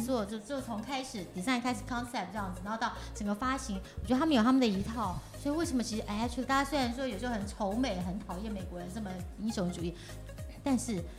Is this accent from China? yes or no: no; Taiwan; 我们台湾人类的这个基因的feature， 叫D N A feature， 是全世界第二多的